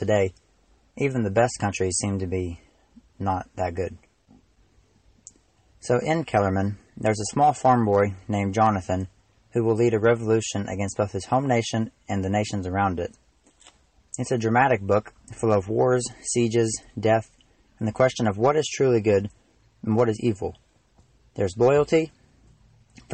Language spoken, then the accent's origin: English; Madison, Indiana, United States; I'm an author from Madison, Indiana. I grew up there, and I still live there